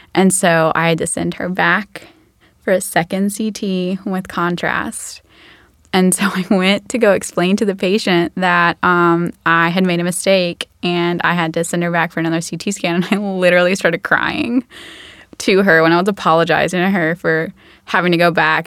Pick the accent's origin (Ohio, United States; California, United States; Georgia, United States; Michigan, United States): Georgia, United States; Macon; I grew up in Macon, Georgia